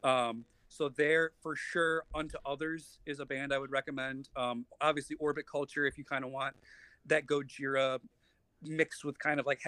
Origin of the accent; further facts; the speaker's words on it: Buffalo, New York, United States; shout out my hometown